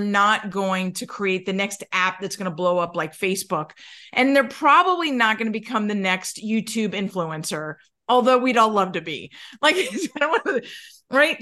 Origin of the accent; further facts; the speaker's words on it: New York, United States; I'm from New York